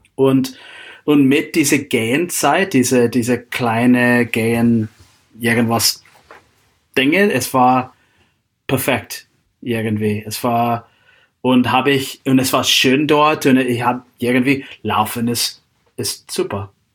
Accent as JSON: {"language": "German", "town": "Seattle", "region": "Washington", "country": "United States", "also_born_or_lived": "Klosterneuburg, Austria", "second_language": "German", "moved": "as an adult", "lives_now": "Austria", "said": "ich komme aus, äh, aus Seattle, die Gegend"}